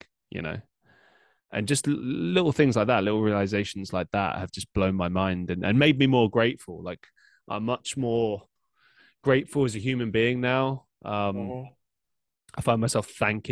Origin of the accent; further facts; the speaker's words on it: London, United Kingdom; moved away as an adult; also born or lived in Surrey; now in Manchester, United Kingdom; I grew up in London